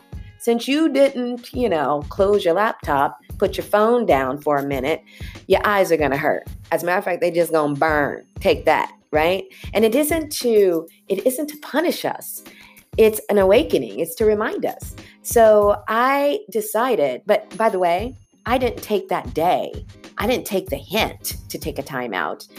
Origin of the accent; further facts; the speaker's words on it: California, United States; I grew up in California